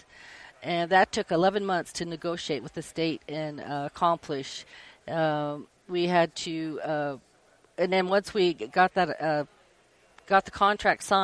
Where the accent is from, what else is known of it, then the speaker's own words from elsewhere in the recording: Spokane Indian Reservation, Washington, United States; I grew up on the Spokane Indian Reservation, and I'm a tribal member